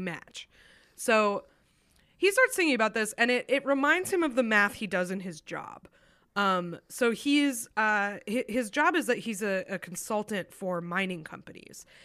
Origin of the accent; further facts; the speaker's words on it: New Hampshire, United States; my home state of New Hampshire